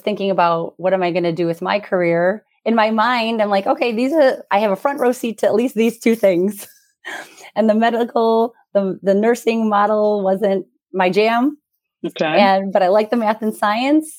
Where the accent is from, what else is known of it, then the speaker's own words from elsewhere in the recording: United States; My sister and I are first generation born and raised here in the U.S.